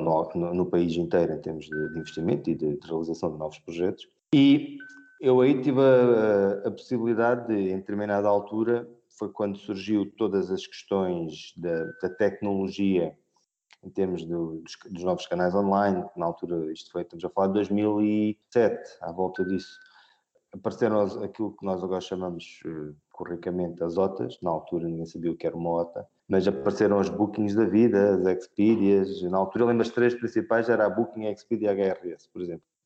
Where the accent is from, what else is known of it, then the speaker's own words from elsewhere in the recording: Albufeira, Algarve, Portugal; moved away as an adult; also born or lived in Madrid; eu sou de Albufeira e sou algarvio